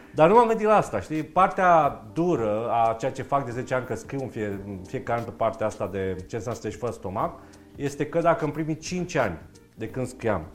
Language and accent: Romanian; Romania; Noi ca români